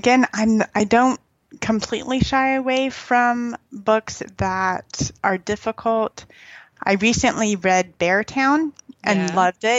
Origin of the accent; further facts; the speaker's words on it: Texas, United States; I grew up in Texas. My husband's from Louisiana. We spent time in Birmingham. I love the South.